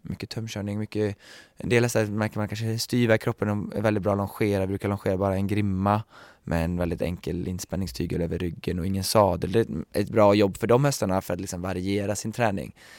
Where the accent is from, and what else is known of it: Sweden; moved away as an adult